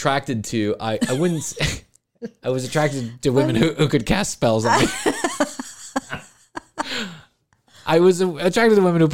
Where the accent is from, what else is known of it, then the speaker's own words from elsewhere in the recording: United States; as an American who grew up in the 80s